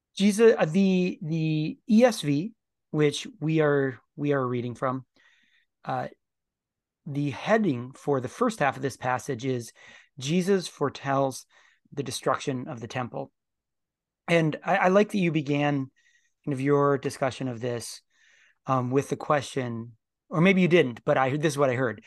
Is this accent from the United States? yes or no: yes; United States; as American Christians